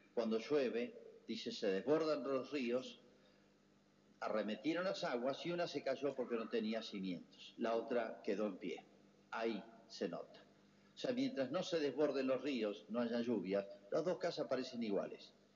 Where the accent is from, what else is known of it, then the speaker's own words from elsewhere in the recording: Argentina; somos todos argentinos